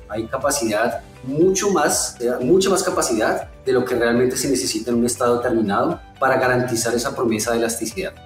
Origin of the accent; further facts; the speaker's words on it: Colombia; now in São Paulo, Brazil; A pesar de estar en Brasil, yo soy colombiano